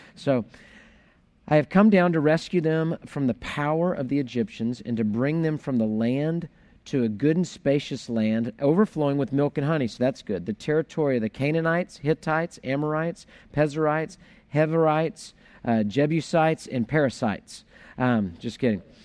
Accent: Houston, Texas, United States; I grew up in Houston

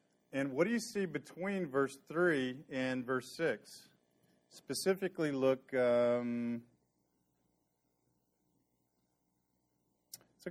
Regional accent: Dallas, Texas, United States; my childhood memories of growing up in Dallas

